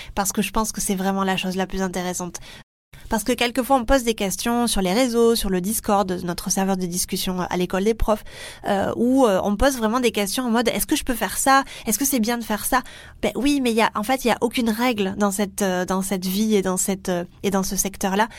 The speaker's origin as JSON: {"language": "French", "country": "France", "accent": "French", "said": "mon super accent français"}